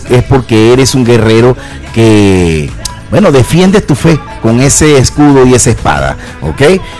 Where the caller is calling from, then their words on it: Soledad, Atlántico, Colombia; Buenos días, mis amados hermanos de portavoz, desde aquí, desde Soledad Atlántico, Colombia.